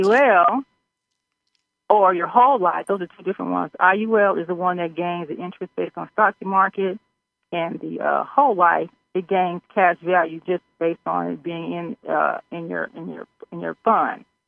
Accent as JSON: {"language": "English", "region": "Missouri", "country": "United States", "said": "I'm from Missouri."}